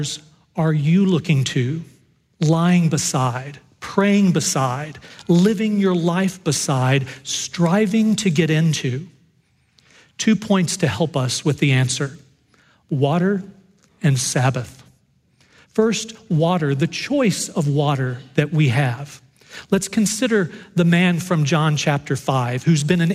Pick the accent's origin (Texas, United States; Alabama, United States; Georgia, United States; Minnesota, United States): Texas, United States; Dallas; I grew up in Dallas